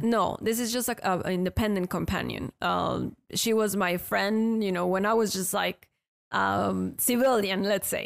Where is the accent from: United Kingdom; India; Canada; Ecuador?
Ecuador; moved away as an adult; now in United States; I'm from Ecuador